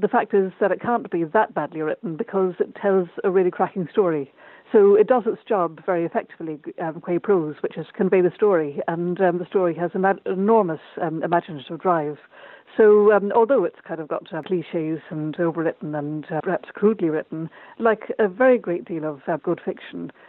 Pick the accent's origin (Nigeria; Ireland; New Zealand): Ireland; born or raised there